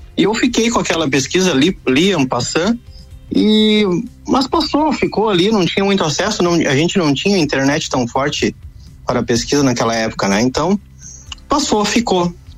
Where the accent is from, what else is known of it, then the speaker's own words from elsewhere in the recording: Lages, Santa Catarina, Brazil; moved away; saí de Lages aí há bastante tempo